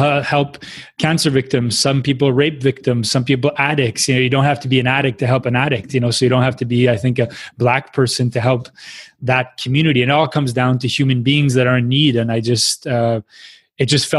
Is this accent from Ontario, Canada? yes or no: no; Quebec City, Quebec, Canada; moved away; also born or lived in Montreal; I come from Quebec City, which is pretty much 99% white.